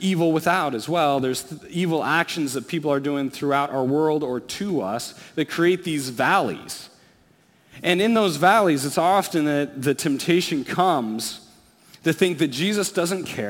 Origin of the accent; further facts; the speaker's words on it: Alaska, United States; As a kid, I grew up in Alaska.